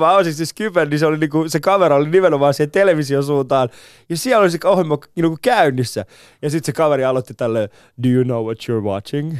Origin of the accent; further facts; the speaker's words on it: Finland; mä oon, mä oon Suomesta